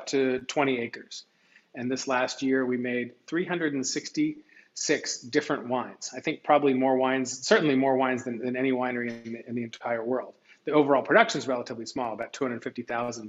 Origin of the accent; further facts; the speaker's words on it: Washington, District of Columbia, United States; moved away as an adult; also born or lived in Los Angeles / Mendoza, Argentina / Spain; born and raised in Washington, D.C.